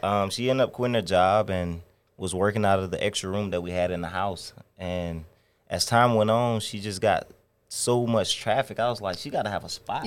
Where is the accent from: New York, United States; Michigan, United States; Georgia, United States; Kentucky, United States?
Georgia, United States; Stone Mountain; also born or lived in Chicago; now in Atlanta, United States; I'm from Stone Mountain, Georgia